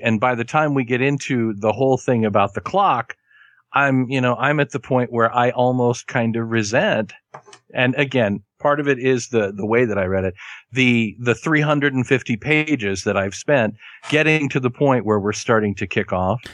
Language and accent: English; Kansas, United States; I am from Kansas and I learned my Spanish from a woman named Sharon.